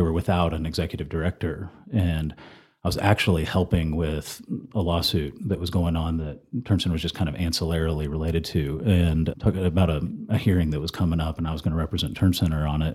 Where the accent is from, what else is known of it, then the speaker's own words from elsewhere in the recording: Flower Mound, Texas, United States; moved away as an adult; also born or lived in Denton, Texas / Austin, Texas; now in Amarillo, United States; I'm from Denton originally and grew up in Flower Mound.